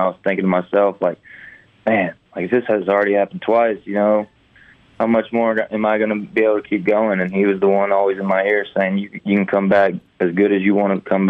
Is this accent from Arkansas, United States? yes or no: yes; Fayetteville, Arkansas, United States; moved away as an adult; also born or lived in Hattiesburg, Mississippi; growing up in Fayetteville, you know, every kid's dream to, you know, go be a Razorback.